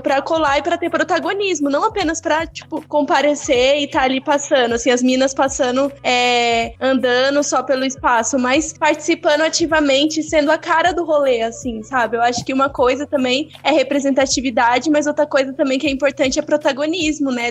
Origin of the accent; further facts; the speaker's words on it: Barueri, São Paulo, Brazil; eu vim, eu vim da Zona Oeste, né? Eu, eu sou de Barueri